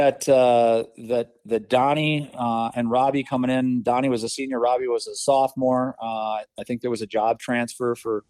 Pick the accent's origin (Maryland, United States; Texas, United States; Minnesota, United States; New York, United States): Minnesota, United States; Burnsville; a lot of great memories from back in the early and mid 80s in Burnsville. And, you know, growing up with a special group of guys that I've maintained friendships